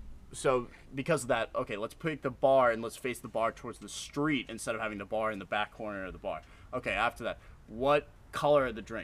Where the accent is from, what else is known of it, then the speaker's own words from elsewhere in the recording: Ireland; I know we're all Irish boys here